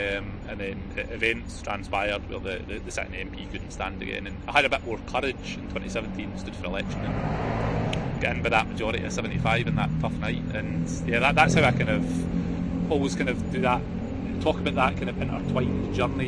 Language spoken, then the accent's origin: English; Scotland, United Kingdom; I'm a Scottish Nationalist politician. He's an Ulster Unionist.